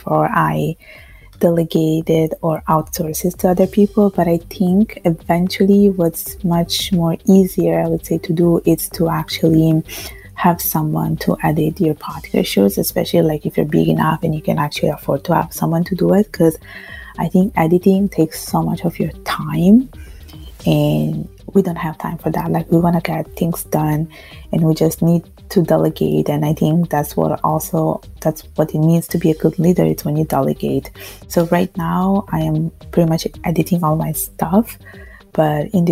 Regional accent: Italy; now in Montreal, Canada; I was born and raised in Italy from Bengali parents

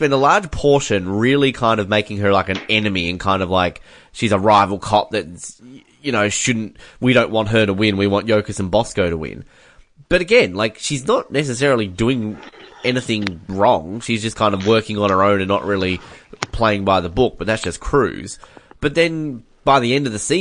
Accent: Australia; I'm Australian

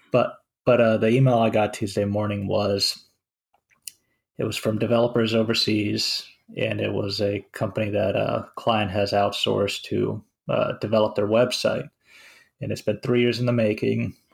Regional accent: Finland; now in United States; I'm from Finland.

